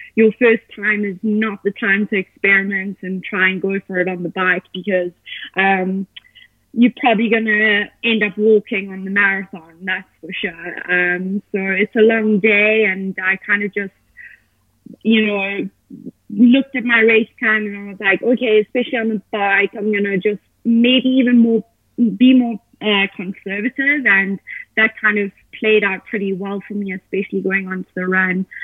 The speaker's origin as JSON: {"language": "English", "town": "Johannesburg", "region": "Gauteng", "country": "South Africa", "tie": "born or raised there", "moved": "as an adult", "lives_now": "Boulder, United States", "said": "I am from Johannesburg, South Africa. Uh, that's where I was born and raised"}